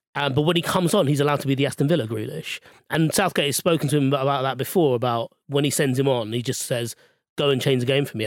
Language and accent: English; Australia; I, I've never had to prove my Austra-, Australianiness to anyone